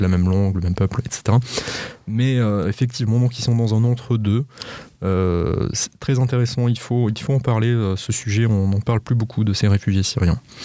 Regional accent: France; chez nous en France

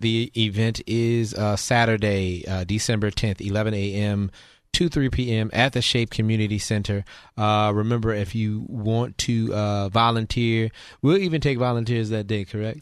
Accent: New Orleans, Louisiana, United States; moved away as an adult; now in Houston, United States; I was born and raised in New Orleans, and I moved here.

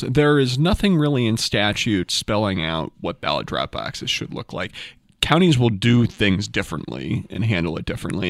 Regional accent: Baltimore, Maryland, United States; now in Topeka, United States; I am from Baltimore

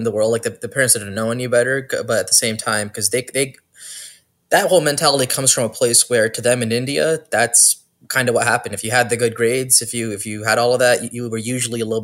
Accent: Brampton, Ontario, Canada; also born or lived in Toronto; I was born in Toronto and I'm raised in Brampton since 2000.

